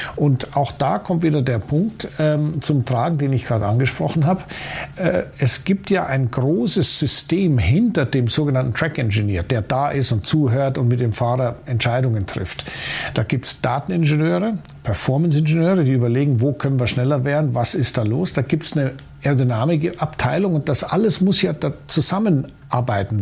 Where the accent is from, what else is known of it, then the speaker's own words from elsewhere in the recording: Munich, Bavaria, Germany; als Münchner ist man durchaus in der Lage, der österreichischen Sprache zu folgen